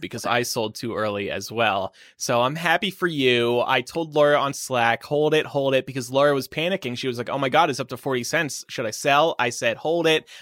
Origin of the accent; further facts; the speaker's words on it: Nevada, United States; moved away; my home state of Nevada